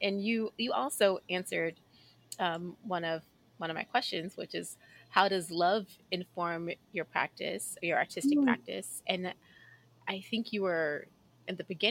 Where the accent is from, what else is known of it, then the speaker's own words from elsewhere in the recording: Houston, Texas, United States; I grew up in Southwest Houston